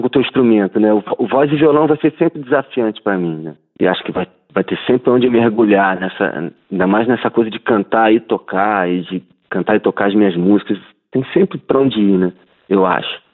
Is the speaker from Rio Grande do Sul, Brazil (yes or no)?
no; Rio de Janeiro, Brazil; accent: carioca chiado; O nosso sotaque chiado, né? Essa coisa do carioca de falar chiado, de carregar no X